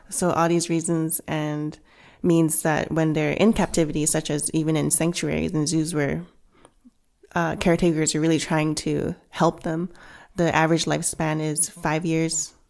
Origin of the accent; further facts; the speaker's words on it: Vancouver, British Columbia, Canada; also born or lived in Hong Kong; I was born in Hong Kong, um, raised in Canada, in Vancouver, but went back to Hong Kong a lot